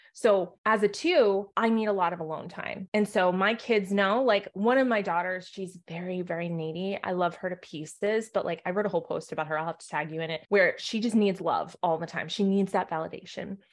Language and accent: English; New England, United States; I'm from New England